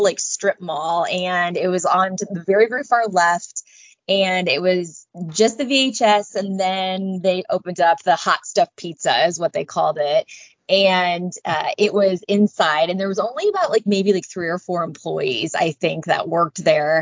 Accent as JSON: {"language": "English", "town": "Lee's Summit", "region": "Missouri", "country": "United States", "tie": "born or raised there", "also_born_or_lived": "Warrensburg, Missouri", "said": "I grew up in Lee Summit, Missouri"}